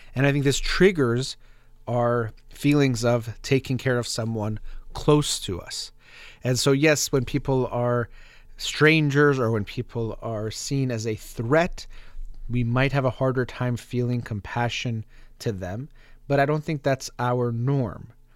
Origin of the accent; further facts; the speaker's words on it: United States; as American